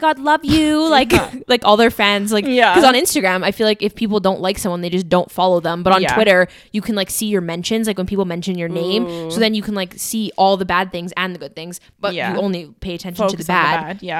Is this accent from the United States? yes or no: no; Canada; accent: Canadian; Like, that is how I say it because I'm Canadian and that's my accent.